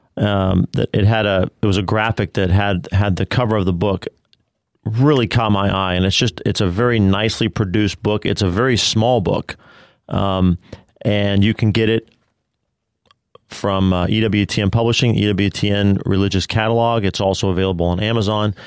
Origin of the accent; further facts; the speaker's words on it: Denver, Colorado, United States; now in Bryan-College Station, United States; St. John Vianney Theological Seminary in Denver, Colorado, mm. my hometown